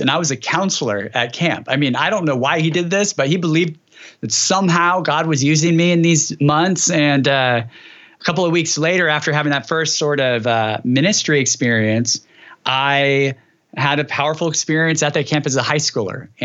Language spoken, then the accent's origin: English; Dinuba, California, United States; Dinuba is where I grew